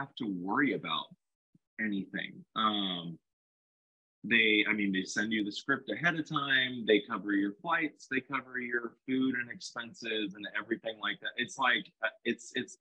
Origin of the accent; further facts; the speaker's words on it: Stockton, California, United States; moved away as an adult; also born or lived in Lodi, California / Fresno, California / Orlando, Florida; born and raised in Stockton, California.